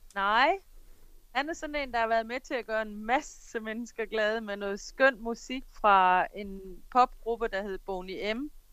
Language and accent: Danish; Denmark; now in Jamaica